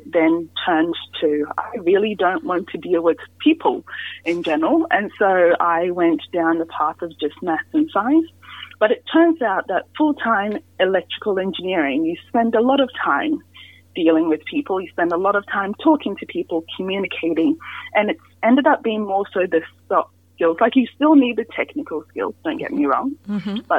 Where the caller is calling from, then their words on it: Miles, Queensland, Australia; So today I'm coming in from Miles, Queensland, which is about maybe 3 hours drive out of Toowoomba.